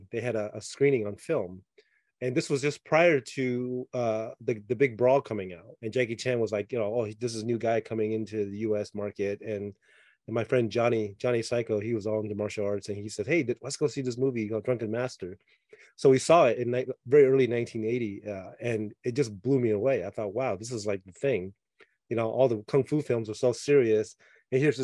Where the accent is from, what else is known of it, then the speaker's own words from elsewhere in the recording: Taiwan; moved away; I grew up in Taiwan as a kid